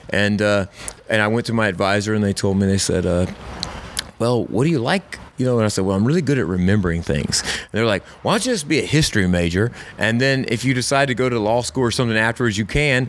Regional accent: Camden, South Carolina, United States; I grew up in Camden, South Carolina.

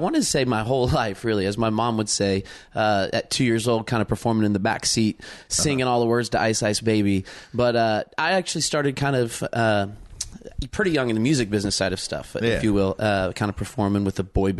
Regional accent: Charleston, West Virginia, United States; now in Nashville, United States; I'm from Nashville. That's where we were coming in from. I've been living there the last couple of years. But I was born in Charleston, West Virginia.

